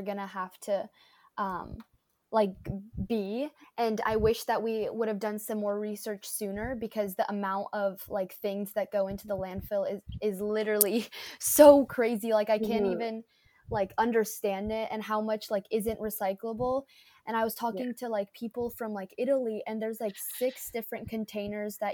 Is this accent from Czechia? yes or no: yes; Czechia; moved away; I'm from the Czech Republic